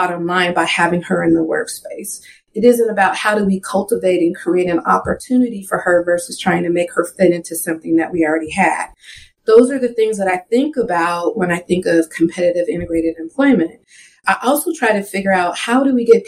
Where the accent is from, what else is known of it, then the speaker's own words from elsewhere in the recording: the Northwest, Pacific Northwest, United States; now in Seattle, United States; I grew up in the Northwest. If you know much about the Northwest, it's very, very white. So specifically in like the Seattle area where I currently live